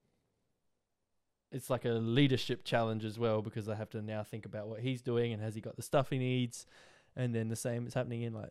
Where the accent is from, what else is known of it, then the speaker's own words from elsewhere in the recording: Australia; we're from Australia.